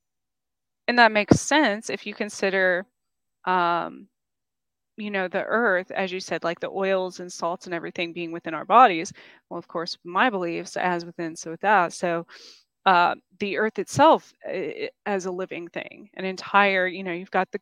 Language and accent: English; New Mexico, United States; moved away; also born or lived in New York / Kansas; where I grew up in New Mexico